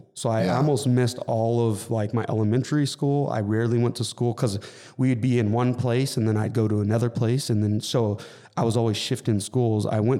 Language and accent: English; Montclair, California, United States; also born or lived in Coachella Valley; So I was born in Montclair, California, and I lived in the Inland Empire till I was 12, you know, till I moved out to the Coachella Valley.